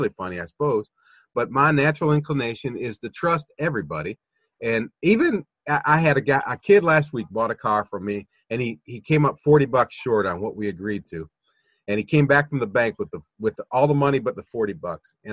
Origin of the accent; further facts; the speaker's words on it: Toledo, Ohio, United States; moved away; also born or lived in the South; I'm from Toledo, Ohio